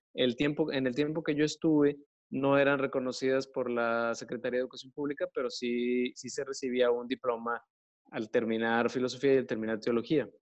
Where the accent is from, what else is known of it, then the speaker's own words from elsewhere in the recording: Monterrey, Nuevo León, Mexico; soy de aquí de Monterrey y soy sacerdote católico